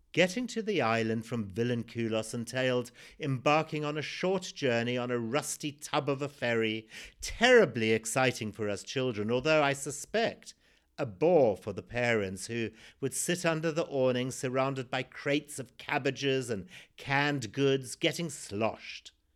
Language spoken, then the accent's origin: English; Zimbabwe; born or raised there